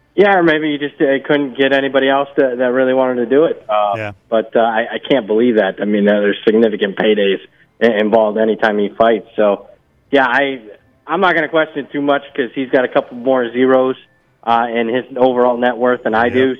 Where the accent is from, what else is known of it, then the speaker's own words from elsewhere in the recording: Ohio, United States; moved away; I grew up in Ohio